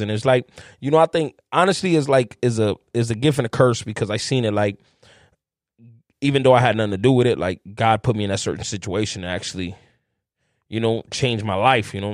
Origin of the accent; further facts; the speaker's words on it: Chicago, Illinois, United States; I grew up in Humble Park, man, my whole my life